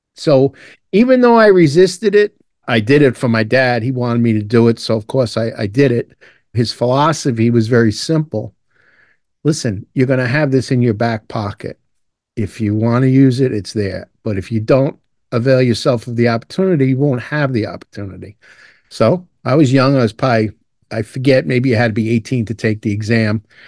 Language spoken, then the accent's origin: English; New York City, New York, United States; also born or lived in Dublin, Ireland / Long Island, New York; I grew up in Brooklyn, New York, and my dad was a firefighter